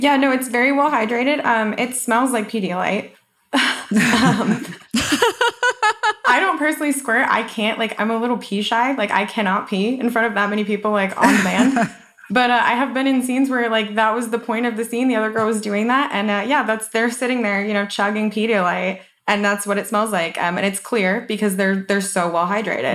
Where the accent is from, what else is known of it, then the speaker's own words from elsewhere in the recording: Colorado, United States; moved away; I'm from Colorado originally